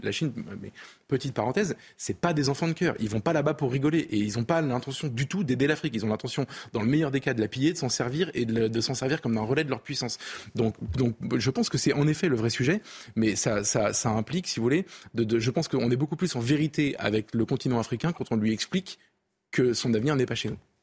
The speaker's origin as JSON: {"language": "French", "country": "France", "said": "en tant que Français"}